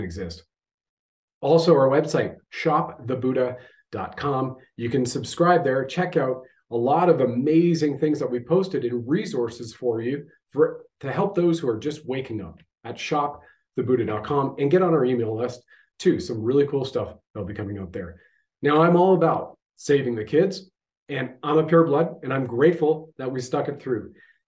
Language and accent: English; Canada